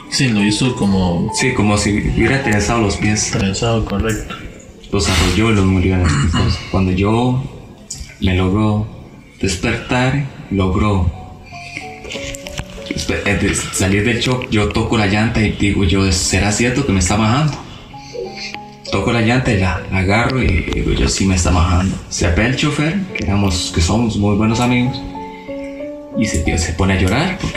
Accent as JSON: {"language": "Spanish", "region": "Alajuela", "country": "Costa Rica", "said": "bueno, yo originalmente soy de La Palmita."}